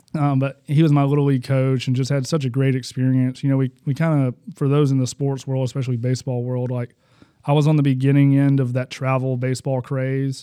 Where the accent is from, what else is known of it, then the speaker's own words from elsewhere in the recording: Huntsville, Alabama, United States; born in Huntsville, Alabama